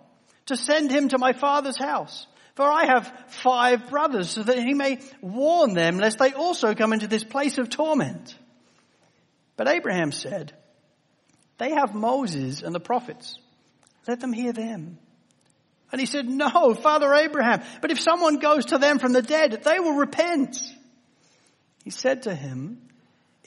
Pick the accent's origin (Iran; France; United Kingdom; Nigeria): United Kingdom; England; As an English guy